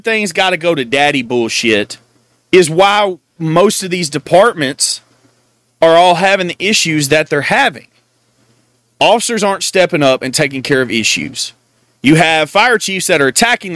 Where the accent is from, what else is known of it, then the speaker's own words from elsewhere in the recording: Texas, United States; I'm from Texas